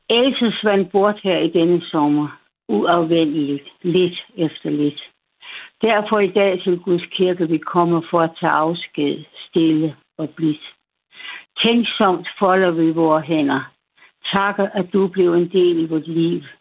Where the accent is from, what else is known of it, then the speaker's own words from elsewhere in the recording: West Jutland, Central Denmark Region, Denmark; moved away; Jeg er fra oh, Vestjylland. Det er jo det. Jeg er fra Vestjylland.